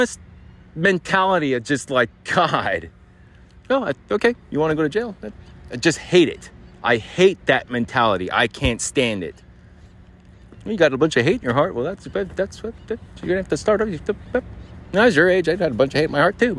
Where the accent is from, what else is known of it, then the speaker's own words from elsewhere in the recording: Arizona, United States; I grew up here in Arizona, born and raised.